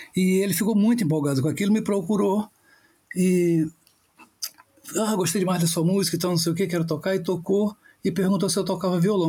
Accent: Paraty, Rio de Janeiro, Brazil; also born or lived in São Paulo; eu sou nascido e criado aqui em Paraty

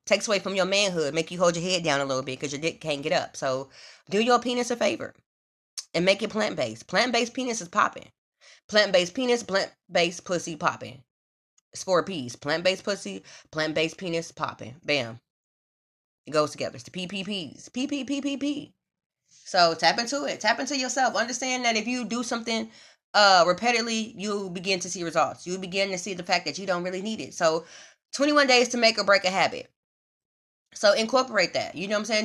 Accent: Midwest, United States; moved away as an adult; also born or lived in Houston; now in Los Angeles, United States; And I'm from the Midwest

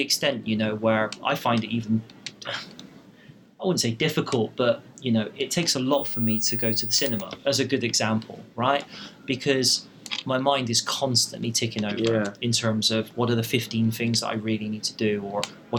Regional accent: Bristol, South West England, United Kingdom; I wanted to stay in my hometown, which was Bristol

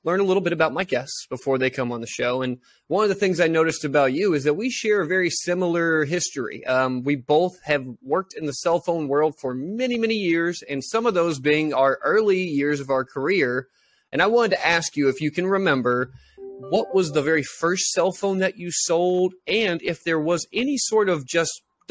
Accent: Texas, United States; I'm from Texas

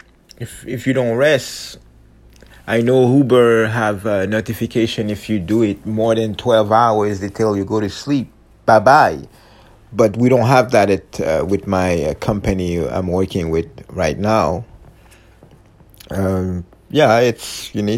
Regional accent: Canada; I'm true Canadian, true Canadian

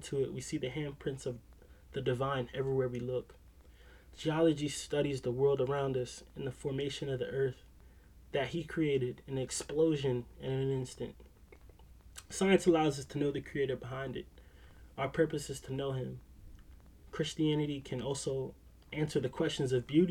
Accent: Philadelphia, Pennsylvania, United States; I'm from Philly

